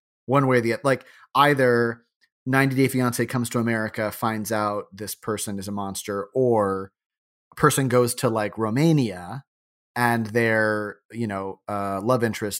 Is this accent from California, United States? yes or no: no; St. Charles, Illinois, United States; I am from St. Charles, Illinois, a western Chicago suburb that is about as heartland as it gets.